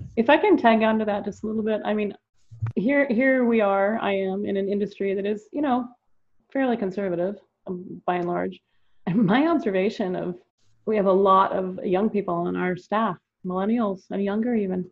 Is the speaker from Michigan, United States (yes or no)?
no; California, United States; I grew up here in California when California was number one in the country in our educational system